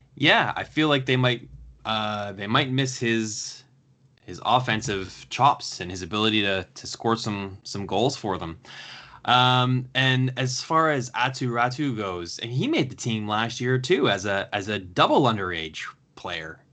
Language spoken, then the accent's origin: English; Canada; being a Canadian